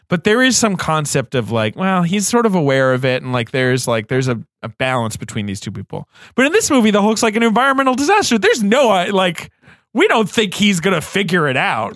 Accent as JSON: {"language": "English", "country": "United Kingdom", "tie": "born or raised there", "moved": "yes", "said": "I grew up in Britain"}